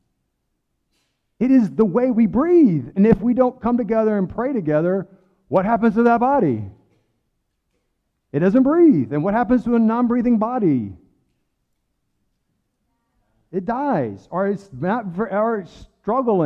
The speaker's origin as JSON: {"language": "English", "region": "the South", "country": "United States", "accent": "Southern", "said": "I'm from the South. I got a little bit of Southern accent."}